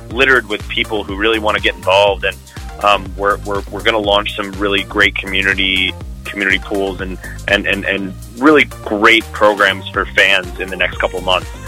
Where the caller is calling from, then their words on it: Las Vegas, Nevada, United States; Calling in from Vegas.